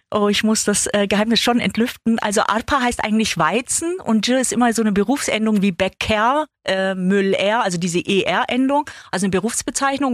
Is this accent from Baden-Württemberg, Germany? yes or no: yes; Ulm, Baden-Württemberg, Germany; Ich bin in Ulm geboren und komme da aus einer großen Gastarbeiterfamilie.